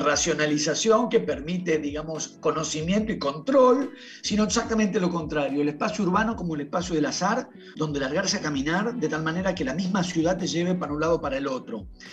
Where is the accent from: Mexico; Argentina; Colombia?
Argentina; Buenos Aires; yo soy de Buenos Aires